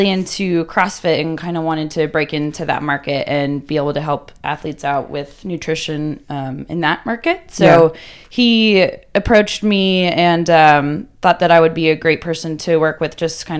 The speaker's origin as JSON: {"language": "English", "town": "Littleton", "region": "Colorado", "country": "United States", "said": "Littleton, Colorado, super close."}